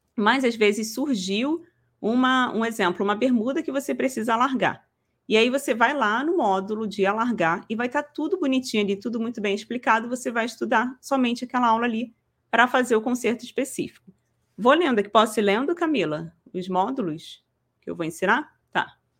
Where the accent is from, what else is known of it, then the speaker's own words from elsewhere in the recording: Rio de Janeiro, Brazil; Eu sou do Rio de Janeiro